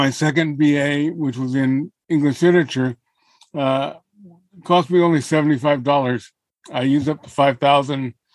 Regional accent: Alameda, California, United States; I'm from Alameda. I was born and raised in Alameda

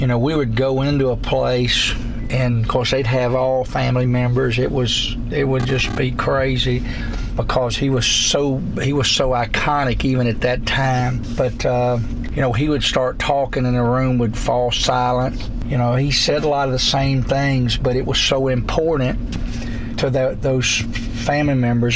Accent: Alabama, United States; moved away; I am from Alabama

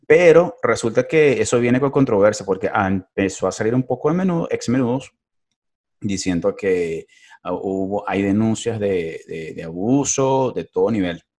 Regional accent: Caracas, Capital District, Venezuela; moved away; como buen caraqueño

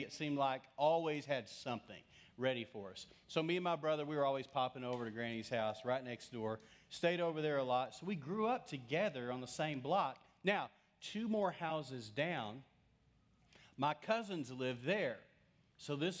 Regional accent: Lubbock, Texas, United States; growing up in West Texas, I grew up in Lubbock in the early days.

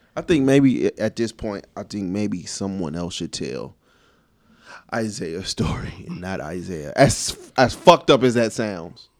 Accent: Chicago, Illinois, United States; I'm from the south side of Chicago.

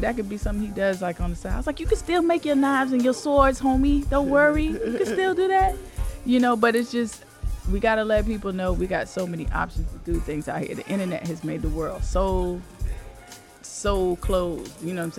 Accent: the South, United States; I'm from the South

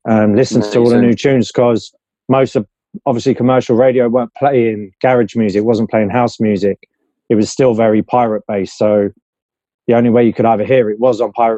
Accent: London, United Kingdom; I grew up in West London, Shepherd's Bush

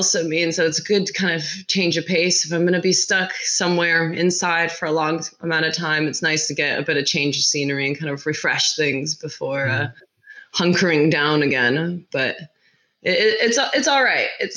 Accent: Seattle, Washington, United States; moved away as an adult; also born or lived in California / England; now in London, United Kingdom; I was born in California, raised up in Seattle

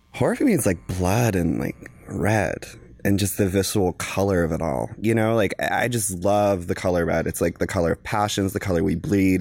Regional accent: the South, United States; I am from the South.

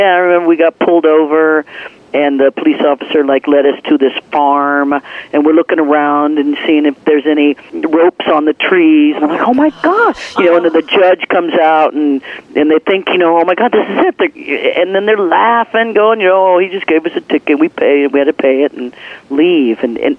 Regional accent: Leavenworth, Kansas, United States; born or raised there

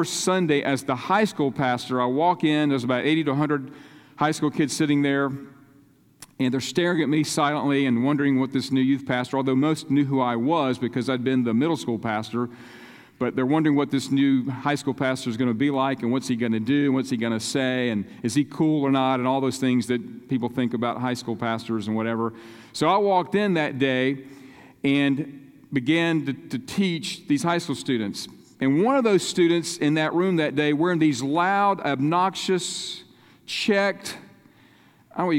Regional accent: Charlotte, North Carolina, United States; accent: North Carolina; also born or lived in Macon, Georgia; I've lived in Charlotte since I was about 5 years of age, so therefore the North Carolina accent, and I'm proud of it

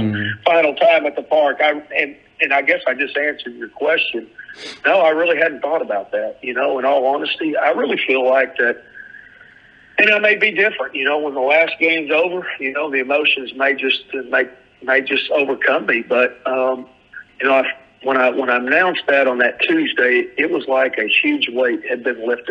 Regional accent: southwest Missouri, United States; now in Hattiesburg, United States; I'm from over there in the southwest corner, but we're both Show Me State guys

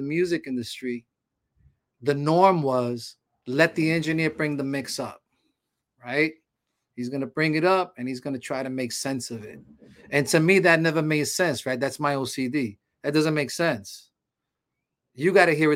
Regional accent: New York City, New York, United States; I come from the street, man. I used to mug people when I was young and all that stuff. You know, I'm coming from Harlem.

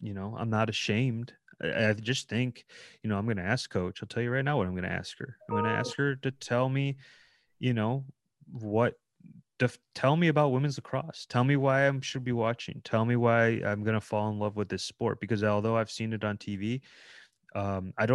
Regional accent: Ohio, United States; growing up in Ohio my whole life

